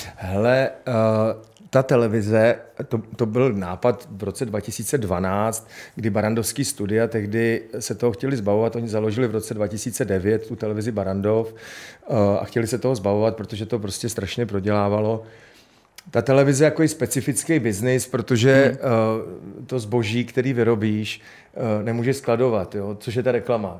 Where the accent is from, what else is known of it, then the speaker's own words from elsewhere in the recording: Prague, Czechia; já jsem vyrůstal v paneláku na Novodvorský